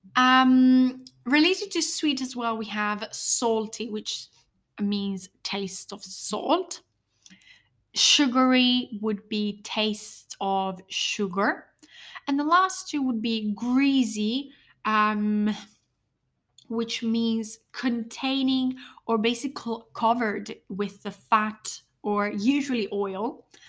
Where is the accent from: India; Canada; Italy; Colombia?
Italy; I'm from Italy